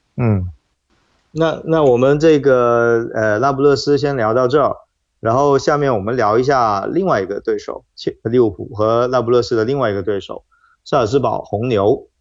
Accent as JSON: {"language": "Chinese", "country": "China", "said": "就作为中国人来说"}